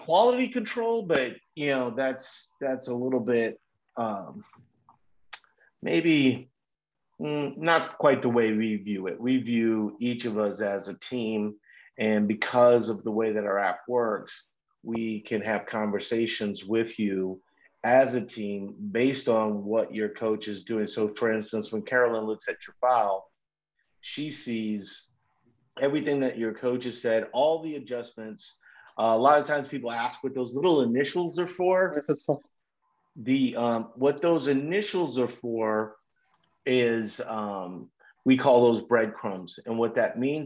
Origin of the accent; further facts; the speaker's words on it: New Orleans, Mississippi area, the South, United States; now in Minnesota, United States; I'm originally from the New Orleans, Mississippi area.